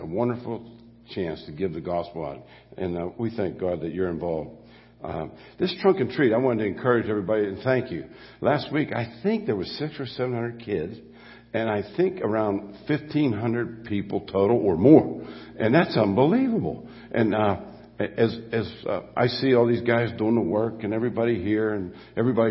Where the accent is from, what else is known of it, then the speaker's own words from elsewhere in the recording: Mon Valley, Pennsylvania, United States; I grew up in the Mon Valley